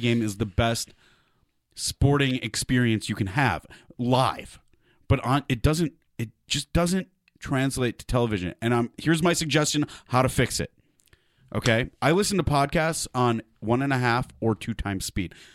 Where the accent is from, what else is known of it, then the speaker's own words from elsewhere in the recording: Detroit, Michigan, United States; I grew up on it in Detroit